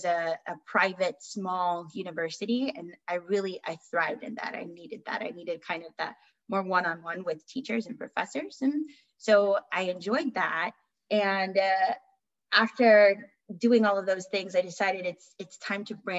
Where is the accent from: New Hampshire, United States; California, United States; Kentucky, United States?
California, United States; Southern; I born and raised in Southern California, and I've lived here for most of my life